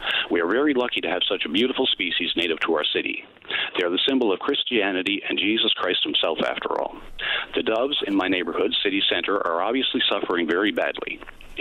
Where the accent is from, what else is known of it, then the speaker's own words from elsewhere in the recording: St. John's, Newfoundland and Labrador, Canada; I'm from St. John's all my life. All my family is my grandparents, my great-grandparents. I am a true townie.